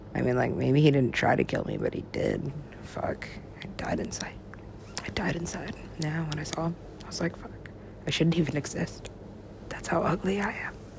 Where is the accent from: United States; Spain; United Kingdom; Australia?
United States; I'm an American.